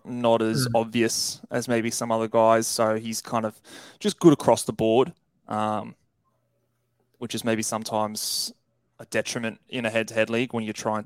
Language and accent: English; Australia; As an Australian, obviously we're both Aussies here